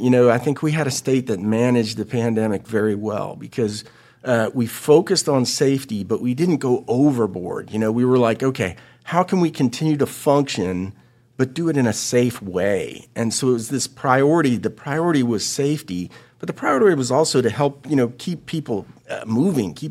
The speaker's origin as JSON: {"language": "English", "region": "Florida", "country": "United States", "said": "You know, I've been in tourism for 30 years, and uh, I come from Florida, so I, have dealt with all types of crisis."}